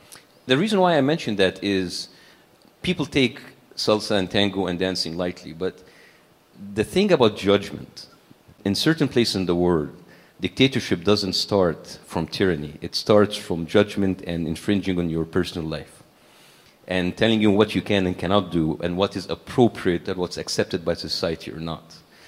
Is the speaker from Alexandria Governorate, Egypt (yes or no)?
no; Cairo, Cairo Governorate, Egypt; We were middle class, as I said, and we feel we're privileged, according like to a country like Egypt, a developing country like Egypt.